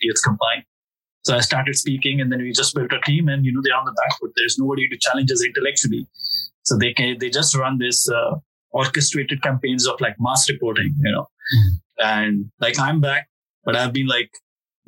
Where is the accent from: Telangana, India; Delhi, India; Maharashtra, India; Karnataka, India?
Delhi, India; moved away; I'm from Delhi, actually, where the pogrom of Sikhs happened